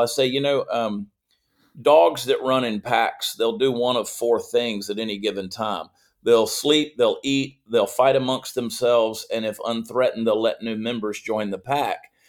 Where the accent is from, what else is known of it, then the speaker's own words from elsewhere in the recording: Augusta, Georgia, United States; moved away as an adult; also born or lived in New Jersey / Columbia, South Carolina; I was born in New Jersey, but I only lived there about four months of my life, and then they mm. moved to Augusta, Georgia, which was my mother's hometown. My father was a South Carolinian, my mother was a Georgian, and she won out. So uh, grew up in Georgia